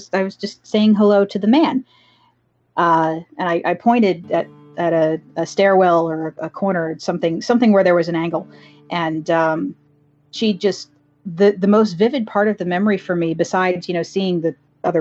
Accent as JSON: {"language": "English", "town": "Dublin", "region": "Pennsylvania", "country": "United States", "tie": "born or raised there", "also_born_or_lived": "Doylestown, Pennsylvania", "moved": "as an adult", "lives_now": "Virginia, United States", "said": "I lived in Bucks County, Pennsylvania for most of my life. I grew up in Dublin, and until I moved down to Virginia, I lived in Doylestown."}